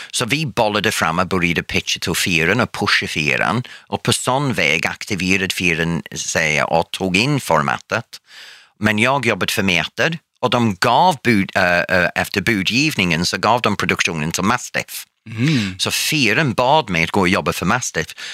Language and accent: Swedish; England, United Kingdom; Swedish is a second language; now in Sweden; På 60-talet när jag föddes i England var det fortfarande det här, vi ska ha grundläggande vett och etikett och social kompetens.